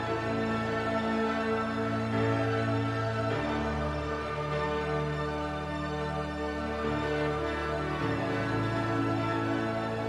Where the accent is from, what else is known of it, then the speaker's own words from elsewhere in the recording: Texas, United States; I'm a hayseed from Texas